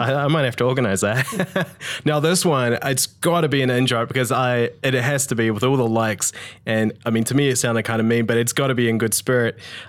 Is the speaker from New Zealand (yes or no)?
yes; Tauranga, Bay of Plenty, New Zealand; Growing up in Tauranga, didn't have ice, so I played field